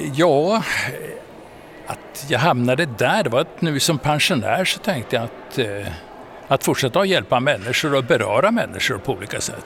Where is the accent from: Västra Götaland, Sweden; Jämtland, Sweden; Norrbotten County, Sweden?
Jämtland, Sweden; Frösön; also born or lived in Umeå; jag är född eh, i Umeå och uppväxt på Frösön i Jämtland.